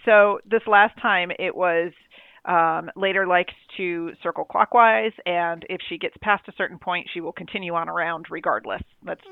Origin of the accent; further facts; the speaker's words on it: New York, United States; I'm from New York.